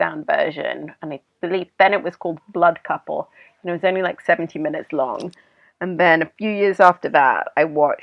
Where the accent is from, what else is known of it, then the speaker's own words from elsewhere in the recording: Sudan; moved away; I grew up in Sudan and I, you know, spent most of my adulthood here.